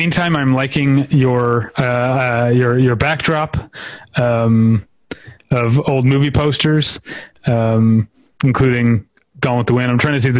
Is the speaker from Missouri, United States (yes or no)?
yes; St. Louis, Missouri, United States; moved away; We have one of my hometown and Alex Winter's hometown, St. Louis, Missouri.